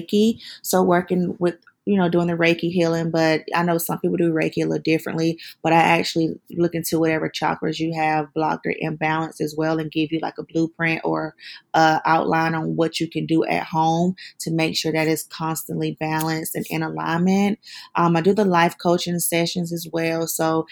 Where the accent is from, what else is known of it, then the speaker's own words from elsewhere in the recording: South Carolina, United States; accent: country; moved away as an adult; now in Atlanta, United States; I'm actually from South Carolina, but okay. I've been in Atlanta since 2017